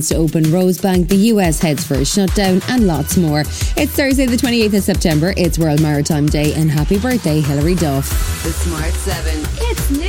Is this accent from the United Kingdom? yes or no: no; Canada